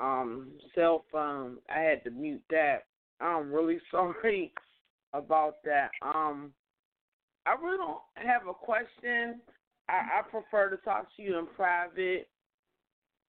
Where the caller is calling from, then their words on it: Pittsburgh, Pennsylvania, United States; calling from Pittsburgh, PA